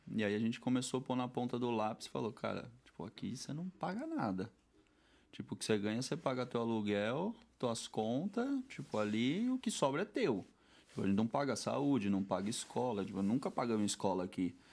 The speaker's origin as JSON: {"language": "Portuguese", "region": "São Paulo", "country": "Brazil", "tie": "born or raised there", "moved": "as an adult", "lives_now": "Madrid, Spain", "said": "vim da Vila Matilde, da Zona Leste de São Paulo, e eu fui criado nisso daí"}